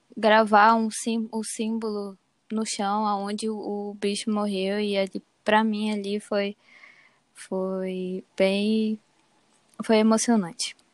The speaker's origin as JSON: {"language": "Portuguese", "area": "Castanhal", "region": "Pará", "country": "Brazil", "said": "eu sou daqui de Caxinhal mesmo."}